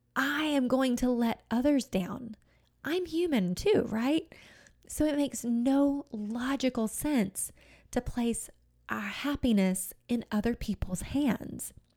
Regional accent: United States; being an American

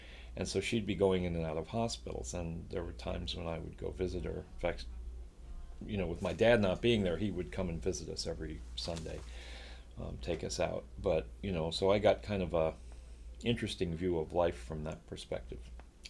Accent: Long Island, New York, United States; moved away; also born or lived in Chicago, Illinois; I was born in Chicago. We moved to New York when I was about 5 years old. So I lived on Long Island, actually grew up on Long Island, and always considered myself a New Yorker

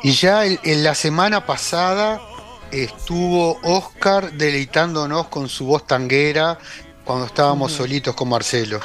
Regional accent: Uruguay; como uruguayos

